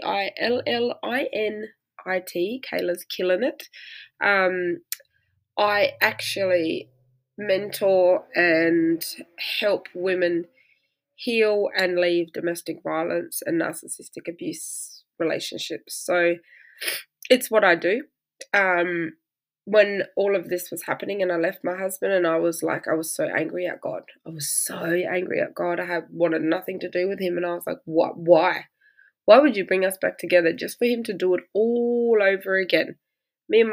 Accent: Australia; I'm Australian

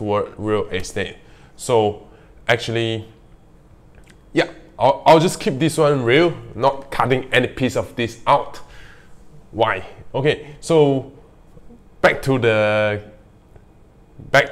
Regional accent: Malaysia; English is a second language; in our country, Malaysia, in my country, Malaysia

